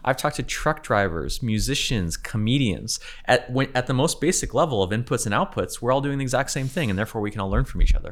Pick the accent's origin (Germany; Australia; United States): United States; California; also born or lived in Ukraine / San Francisco; I'm from California